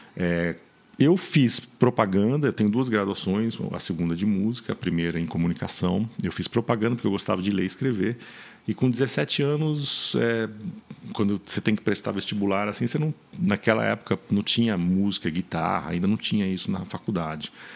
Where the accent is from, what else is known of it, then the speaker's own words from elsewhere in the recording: São Paulo, Brazil; moved away as an adult; Eu era de São Paulo, concreto, rock